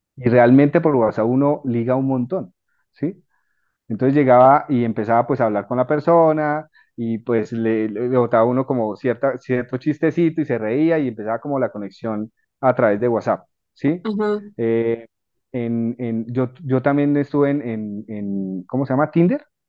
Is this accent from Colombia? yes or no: yes; Colombia